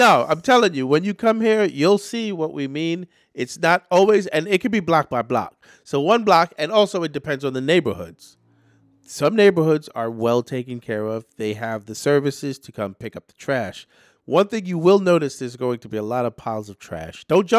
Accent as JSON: {"language": "English", "town": "New York City", "region": "New York", "country": "United States", "tie": "born or raised there", "said": "New York City is my hometown. Regardless of how many places I was bounced around in my youth to get here, I have chosen to live and own property in New York City."}